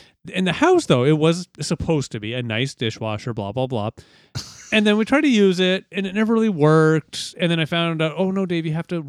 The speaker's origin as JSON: {"language": "English", "town": "London", "region": "Ontario", "country": "Canada", "said": "I'm from London, Ontario."}